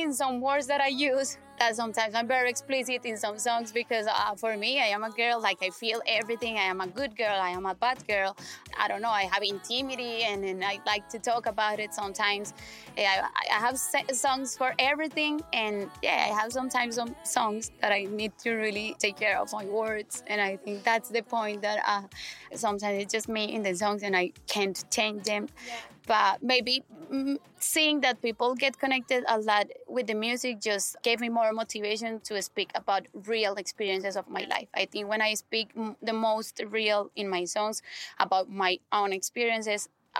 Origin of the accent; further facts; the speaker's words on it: Colombia; English is a second language; I'm from Colombia